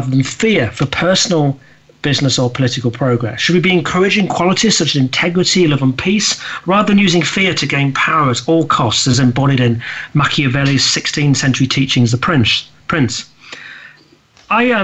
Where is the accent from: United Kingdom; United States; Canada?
United Kingdom; me being a Brit and living in the UK